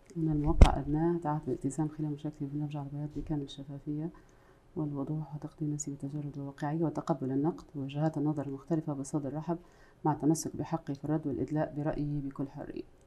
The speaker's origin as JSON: {"language": "Arabic", "town": "Tripoli", "region": "Tripoli District", "country": "Libya", "tie": "born or raised there", "accent": "Libyan", "said": "انا آه، عراقيه الاصل ليبيه المنشا"}